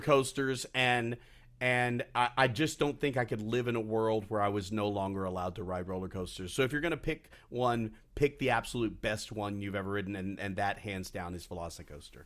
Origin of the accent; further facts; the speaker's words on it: Texas, United States; moved away; it goes back to my childhood. I grew up. My first annual pass was at Six Flags over Texas